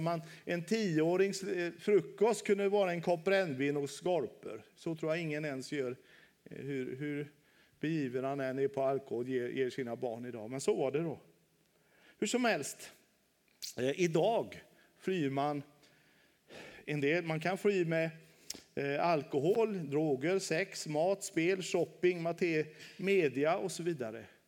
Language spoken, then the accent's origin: Swedish; Västra Götaland, Sweden; moved away as an adult; also born or lived in Halmstad; Nu bor jag ute på min hemö, Kjell Knippa i Göteborgs skärgård